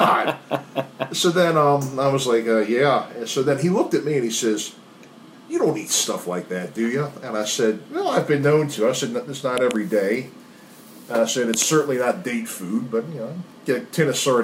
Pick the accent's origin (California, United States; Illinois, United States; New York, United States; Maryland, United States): Maryland, United States; Dundalk; I grew up in Dundalk, went to Calvert Hall